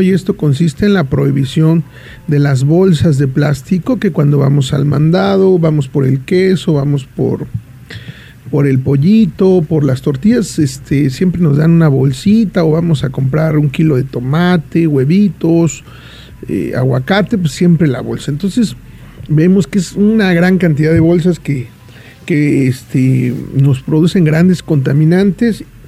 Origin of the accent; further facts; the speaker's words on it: San Bartolo Coyotepec, Oaxaca, Mexico; yo soy originario de San Bartolo Cuyotepet, un municipio de Valles Centrales